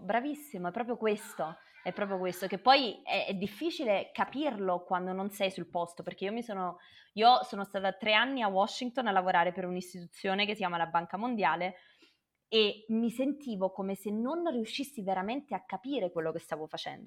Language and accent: Italian; Naples, Campania, Italy; moved away as an adult; now in Kenya; sono nata a Napoli da papà eh, libanese e mamma salernitana. Poi sono andata via a 18 anni